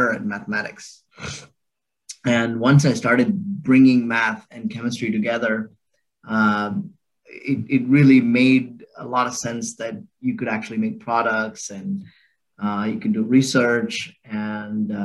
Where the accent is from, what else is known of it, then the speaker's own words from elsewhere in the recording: Bangalore, Karnataka, India; I was born and raised in Bangalore, India, and so it's my home. And I grew up there